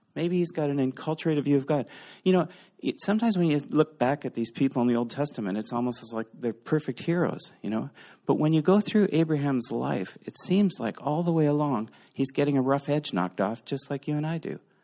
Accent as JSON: {"language": "English", "region": "Eastern Canada", "country": "Canada", "said": "We're Canadians. We're from Eastern Canada"}